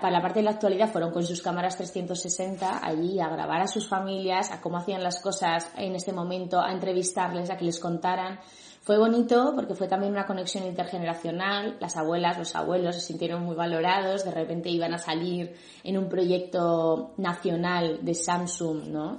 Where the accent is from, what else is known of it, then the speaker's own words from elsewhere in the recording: Madrid, Community of Madrid, Spain; yo soy de Madrid, pero me tuve que desplazar en diferentes ocasiones